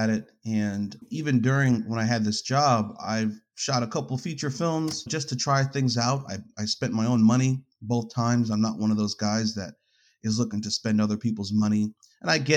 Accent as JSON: {"language": "English", "region": "New York", "country": "United States", "lives_now": "Greensboro, United States", "said": "I am from North Carolina, but from New York originally. Moved around, I guess, like the the East Coast all the way down to Atlanta at one point, but then found myself and my family in North Carolina."}